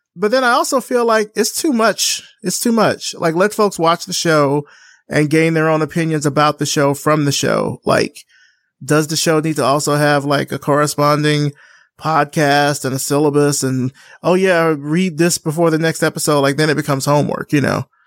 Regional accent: Alabama, United States; I'm from Alabama

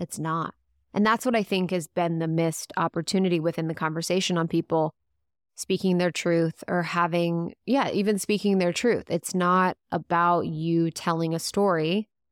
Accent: Ohio, United States; moved away; also born or lived in Chicago; I'd lived in Chicago, I'm from the Midwest, from Ohio, so my voice was totally different

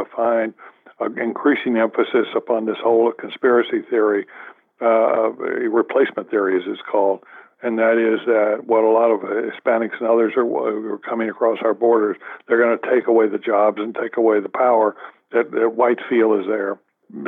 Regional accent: the South, United States; moved away; I grew up in the South

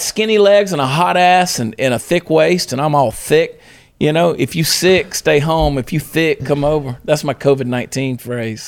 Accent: Georgia, United States; my hometown in Georgia

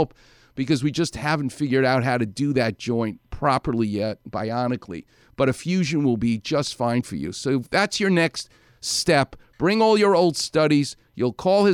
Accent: New York City, New York, United States; a New Yorker like me. I'm from Far Rockaway.

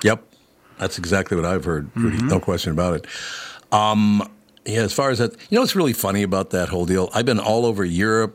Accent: Minneapolis, Minnesota, United States; also born or lived in Long Prairie, Minnesota; I grew up there

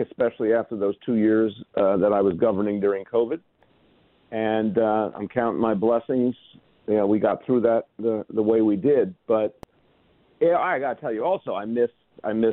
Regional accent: Massachusetts, United States; now in New York, United States; part of my upbringing was up there in Massachusetts

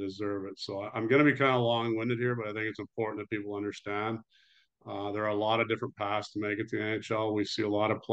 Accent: Toronto, Ontario, Canada; I grew up in Toronto, Canada

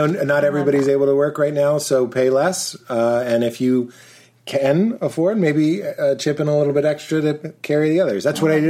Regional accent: Chicago, Illinois, United States; I'm from Chicago.

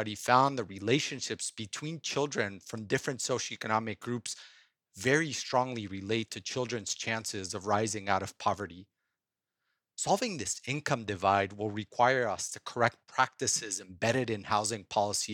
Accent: Cuernavaca, Morelos, Mexico; now in San Mateo, United States; I grew up playing soccer in Cuernavaca, Mexico.

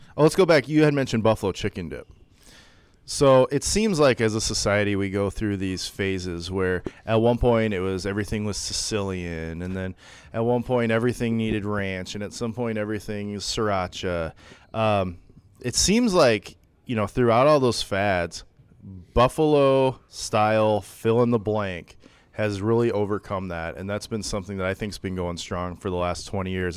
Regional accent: Sioux City, Iowa, United States; When I was a kid growing up in Sioux City

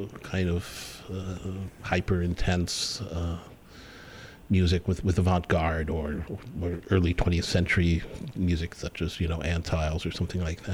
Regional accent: Indianapolis, Indiana, United States; moved away as an adult; also born or lived in Chicago; now in Los Angeles, United States; I grew up in the Midwest, grew up in Indianapolis, and went to college in Chicago

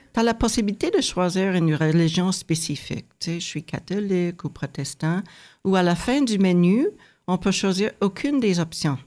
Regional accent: United States; moved away as an adult; now in Canada; moi, j'ai grandi aux États-Unis

